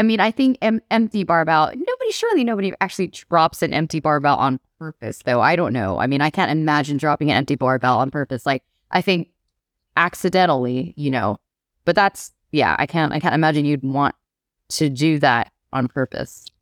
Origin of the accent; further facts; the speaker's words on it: Bangkok, Thailand; moved away as an adult; also born or lived in California / Manchester / North Wales; now in Wales, United Kingdom; I grew up in Thailand, but I was born in California.